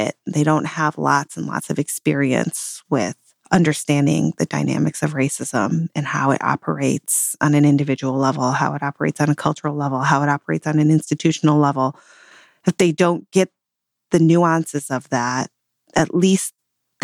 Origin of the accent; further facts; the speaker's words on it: Detroit, Michigan, United States; I grew up in the Detroit area